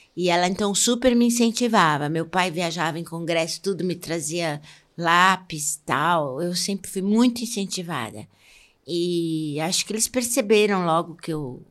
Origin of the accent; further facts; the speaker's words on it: São Paulo, Brazil; accent: paulista; moved away; also born or lived in Rio de Janeiro; meu sotaque era muito paulista